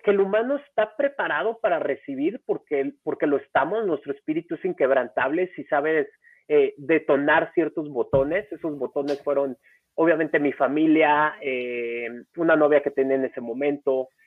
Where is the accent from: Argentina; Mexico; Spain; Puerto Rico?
Mexico; Acapulco, Guerrero; moved away as an adult; also born or lived in Mexico City; yo nací en la Ciudad de México, tengo 38 años, nací en la Ciudad de México y a los dos años me fui a vivir a Acapulco por cosas de trabajo de mi papá. Ahí viví 16 años